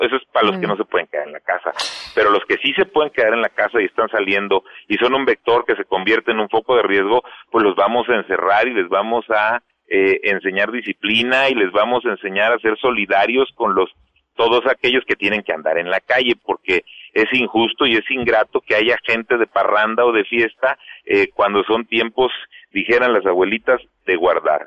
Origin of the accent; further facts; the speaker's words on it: Mexico; also born or lived in Michoacán; todos somos mexicanos, porque todos aquí vivimos en Michoacán